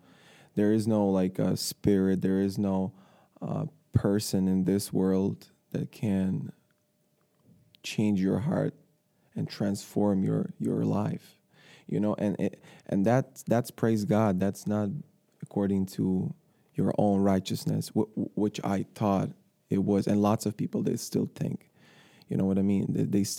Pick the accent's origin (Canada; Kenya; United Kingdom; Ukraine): Ukraine; born there; English is a second language; moved away as an adult; also born or lived in Ireland; I was born in Ukraine, yes.